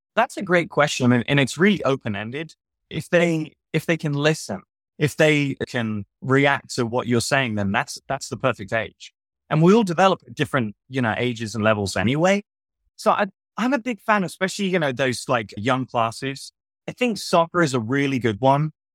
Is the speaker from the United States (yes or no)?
no; Southampton, South East England, United Kingdom; moved away; I'm from Southampton in England.